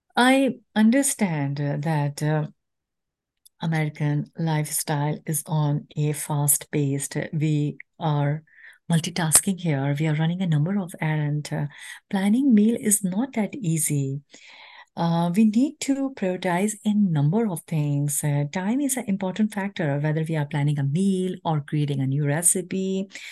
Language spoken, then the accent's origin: English; Pakistan; moved away as an adult; now in United States; as a nation, Pakistani women